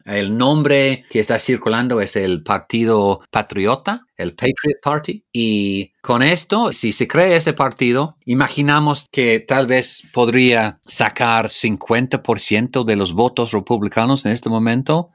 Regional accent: United Kingdom

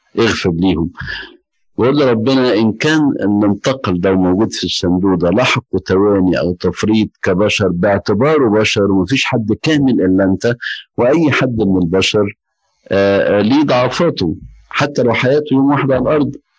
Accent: Egypt; عندنا في مصر

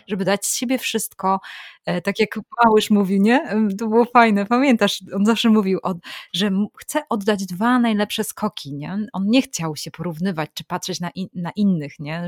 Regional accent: Warmian-Masurian Voivodeship, Poland; pochodzę z Warmii

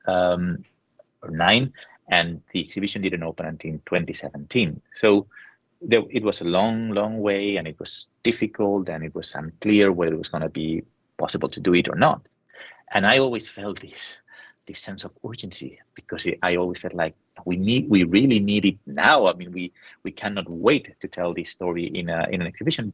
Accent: San Sebastián, Basque Country, Spain; I was in in my hometown in San Sebastian

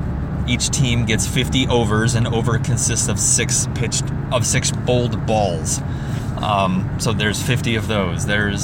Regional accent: United States; as an American

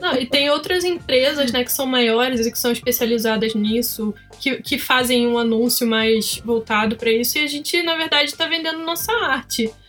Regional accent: Petrópolis, Rio de Janeiro, Brazil; now in Curitiba, Brazil; eu sou de Petrópolis, eu não sei se vocês sabem, eu fazia feira lá em Petrópolis, hoje estou morando em Curitiba

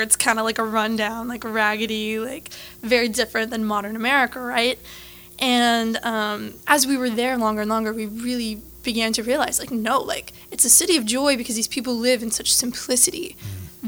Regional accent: Lafayette, Louisiana, United States; I was born and raised in Lafayette

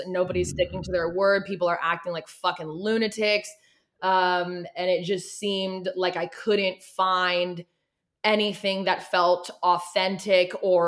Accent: Oregon, United States; moved away as an adult; also born or lived in Los Angeles, California; now in Tennessee, United States; my home state, Oregon

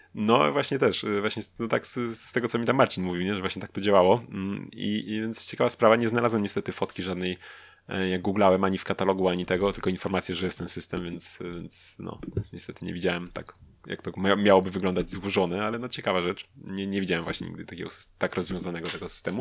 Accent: Lublin, Lublin Voivodeship, Poland; u nas w Lublinie

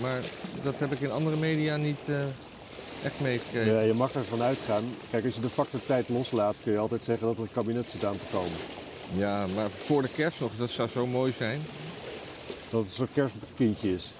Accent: Netherlands; als Nederlanders

